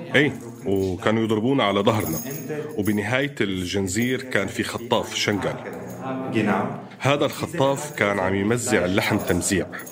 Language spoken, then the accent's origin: Arabic; Damascus, Damascus Governorate, Syria; أنا مهندس عمري 30 سنة وأنا من دمشق